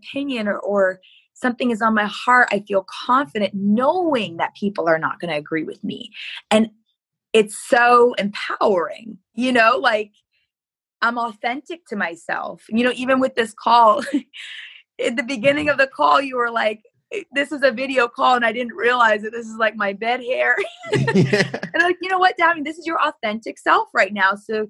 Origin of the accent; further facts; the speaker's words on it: Michigan, United States; And so that's where I came from Michigan.